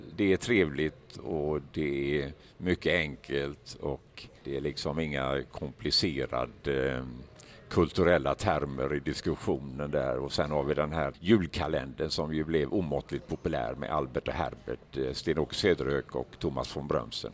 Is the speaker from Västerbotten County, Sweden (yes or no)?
no; Gothenburg, Västra Götaland, Sweden; accent: Gothenburg dialect (göteborgska); i Göteborg går ju egentligen ingen runt och berömmer mig för min göteborgska